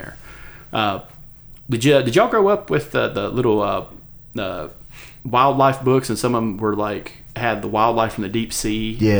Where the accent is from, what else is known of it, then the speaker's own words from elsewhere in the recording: East Coast, United States; we associate with the Atlantic because we're from the East Coast